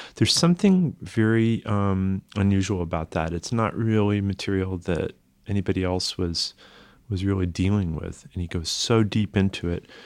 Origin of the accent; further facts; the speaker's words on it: the Berkshires, Massachusetts, United States; moved away; I grew up in the Berkshires